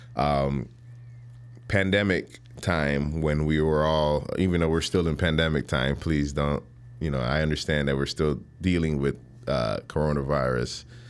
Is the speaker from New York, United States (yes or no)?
no; Chicago, Illinois, United States; also born or lived in Panama; growing up on the South Side